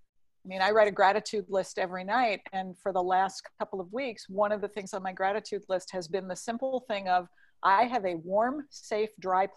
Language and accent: English; New York City, New York, United States; now in California, United States; As a New Yorker